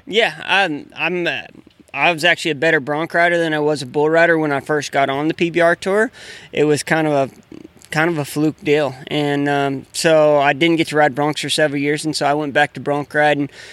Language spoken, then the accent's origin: English; Grand Coulee, Washington, United States; I grew up in Grand Coulee